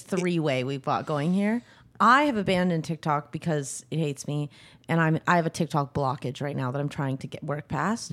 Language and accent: English; Butte, Montana, United States; also born or lived in New York City / England; now in Los Angeles, United States; back to my hometown